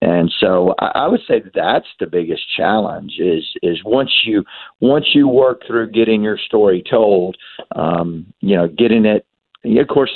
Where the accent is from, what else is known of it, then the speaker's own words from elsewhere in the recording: the South, United States; Southern Roots, which tells a story of growing up in the South.